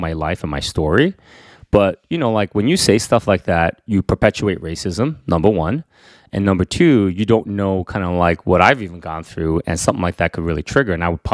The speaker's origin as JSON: {"language": "English", "region": "Northern New Jersey", "country": "United States", "tie": "born or raised there", "also_born_or_lived": "Queens, New York", "said": "myself, that grew up in Northern New Jersey"}